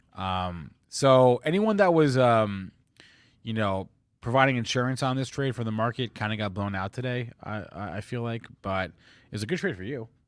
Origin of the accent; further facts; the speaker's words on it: New Jersey, United States; New Jersey, my home state